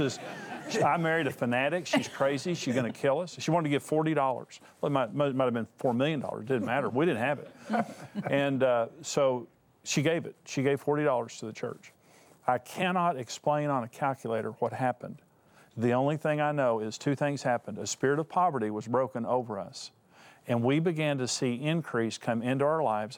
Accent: West Texas, United States; I come from West Texas and a bunch of smart farmers out there.

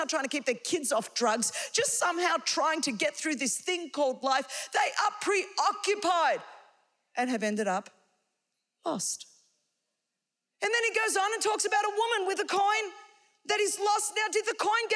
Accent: Australia; I come from Australia

